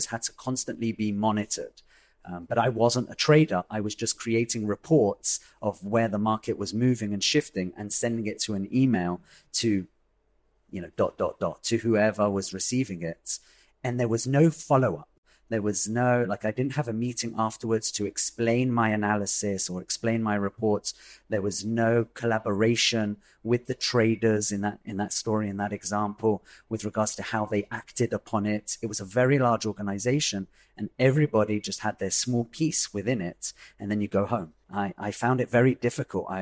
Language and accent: English; London, United Kingdom; moved away as an adult; now in Israel; I'm originally from London, UK. I've been in Israel for 15 years working in the startup scene